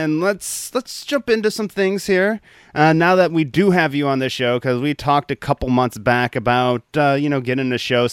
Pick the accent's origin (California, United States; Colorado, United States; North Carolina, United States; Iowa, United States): Iowa, United States; Cedar Rapids; I grew up in Iowa, and at 16, like, there wasn't really a comedy scene in Cedar Rapids